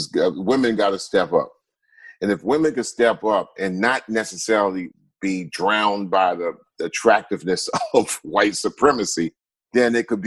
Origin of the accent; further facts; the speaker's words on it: Long Island, New York, United States; we're from Long Island. We're from New York